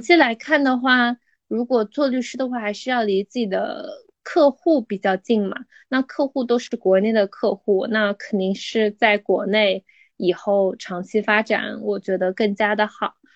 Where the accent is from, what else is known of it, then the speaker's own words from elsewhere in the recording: China; 我们中国人